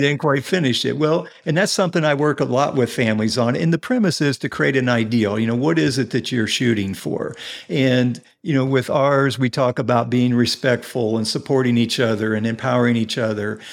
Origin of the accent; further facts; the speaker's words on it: Indianapolis, Indiana, United States; also born or lived in Carmel, Indiana; I am originally from, I grew up here in Indianapolis